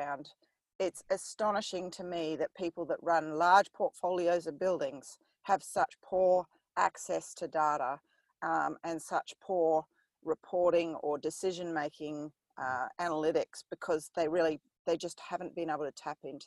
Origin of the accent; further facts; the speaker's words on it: New Zealand; I grew up in New Zealand